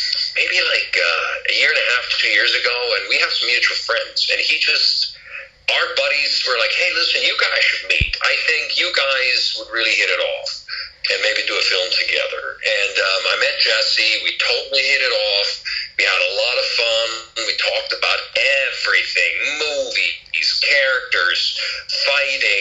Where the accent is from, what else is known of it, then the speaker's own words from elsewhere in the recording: Switzerland; moved away; I'm actually born and raised in Switzerland